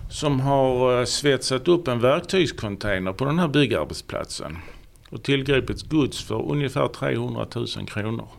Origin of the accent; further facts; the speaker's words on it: Ystad, Skåne, Sweden; also born or lived in Sjöbo / Malmö; jag är född och uppvuxen i Ystad